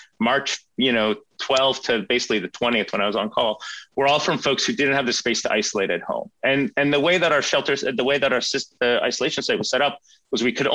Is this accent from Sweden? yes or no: yes; Sweden; now in Canada; I grew up in Sweden